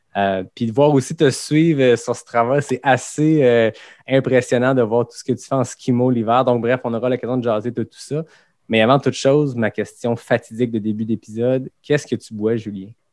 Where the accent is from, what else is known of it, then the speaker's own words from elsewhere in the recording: Quebec City, Quebec, Canada; moi aussi, je suis de Québec